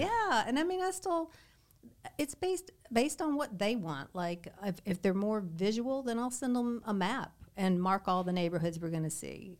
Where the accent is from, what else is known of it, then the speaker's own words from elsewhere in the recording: Southern Kentucky, United States; moved away as an adult; also born or lived in Lexington, Kentucky; now in Naples, United States; I grew up in Kentucky, in Southern Kentucky, lived in, uh, Lexington my adult life